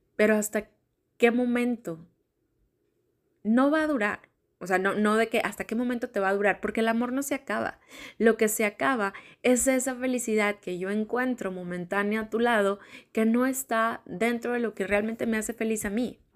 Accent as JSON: {"language": "Spanish", "town": "Monterrey", "region": "Nuevo León", "country": "Mexico", "tie": "born or raised there", "said": "Como niña, como niña regia, desde chiquita"}